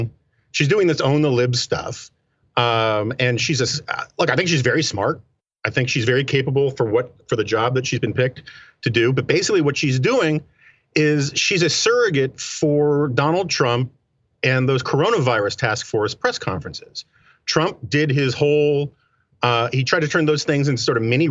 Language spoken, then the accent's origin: English; New York City, New York, United States; I grew up in New York City